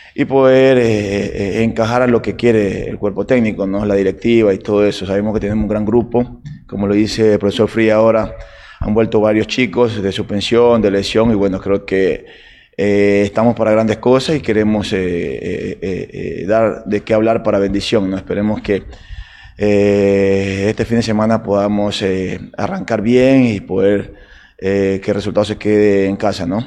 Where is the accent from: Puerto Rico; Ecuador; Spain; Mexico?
Ecuador